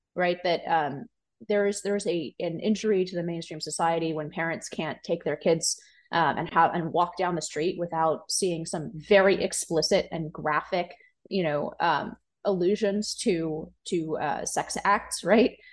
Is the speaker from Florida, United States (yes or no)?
no; California, United States; my home state of California